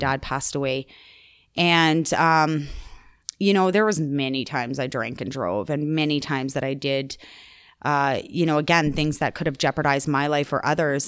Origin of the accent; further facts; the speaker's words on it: Calgary, Alberta, Canada; also born or lived in Chestermere; I grew up in Calgary in the Northeast, Marble Park